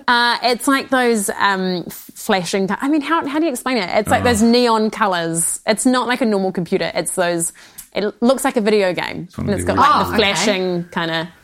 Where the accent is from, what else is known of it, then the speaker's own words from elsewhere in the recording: Waiheke Island, Auckland, New Zealand; also born or lived in Sydney, Australia; So I was born in Sydney, but I moved to Waiheke when I was 5. So I feel like I'm more New Zealander than Australian. So I grew up on Waiheke Island with my sister and my mum and dad